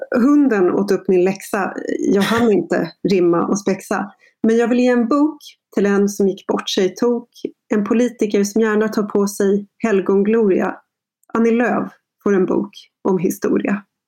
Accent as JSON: {"language": "Swedish", "country": "Sweden", "tie": "born or raised there", "said": "jag är liksom första generationen infödd svensk"}